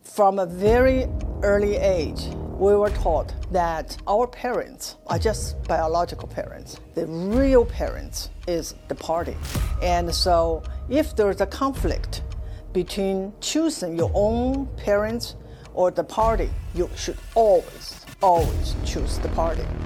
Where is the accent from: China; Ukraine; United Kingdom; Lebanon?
China; moved away as an adult; now in United States; I was born in China. I spent my first 26 years in Mao's China